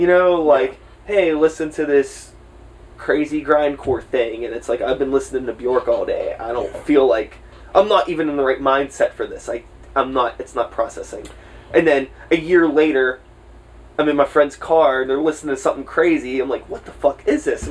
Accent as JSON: {"language": "English", "town": "Swissvale", "region": "Pennsylvania", "country": "United States", "tie": "born or raised there", "said": "I grew up in Swissvale"}